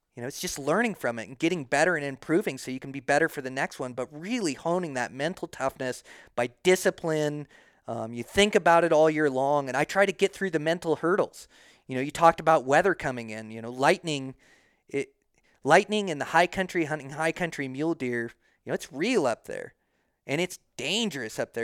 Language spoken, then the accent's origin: English; Montana, United States; now in Idaho, United States; Montana's my home state.